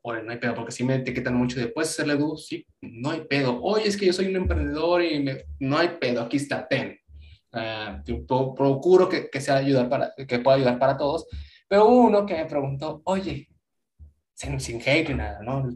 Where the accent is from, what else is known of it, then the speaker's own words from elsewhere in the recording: Mexico; yo sé que soy de México